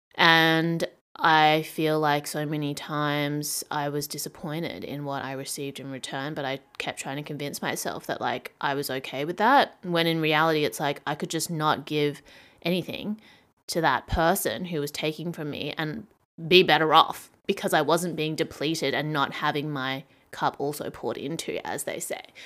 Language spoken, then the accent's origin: English; Australia; moved away; growing up in Australia